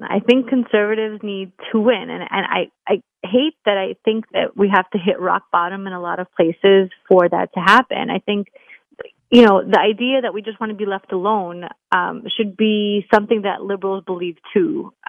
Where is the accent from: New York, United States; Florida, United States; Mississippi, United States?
New York, United States; And, you know, again, I'm a New Yorker.